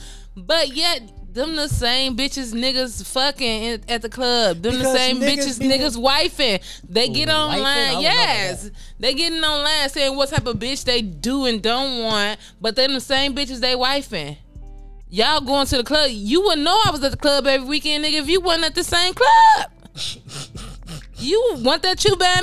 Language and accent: English; Chicago, Illinois, United States; I'm from Chicago